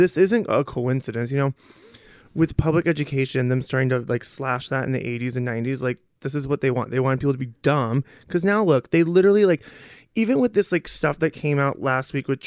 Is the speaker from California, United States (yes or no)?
no; Iowa, United States; moved away as an adult; also born or lived in Cedar Rapids, Iowa / Portland; now in Minnesota, United States; I am from Iowa